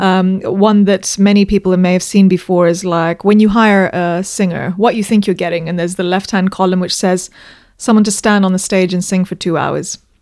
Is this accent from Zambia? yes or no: yes; Zambia; moved away as an adult; also born or lived in London, United Kingdom; I was born in Zambia and I grew up there. I went to school there.